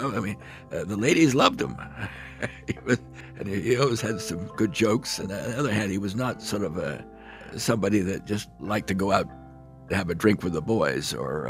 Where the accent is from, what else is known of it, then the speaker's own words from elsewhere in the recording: Brandon, Manitoba, Canada; born there; Well, I was born in Canada, in Brandon, Manitoba, where my father's first appointment was at the Brandon Medical Institute.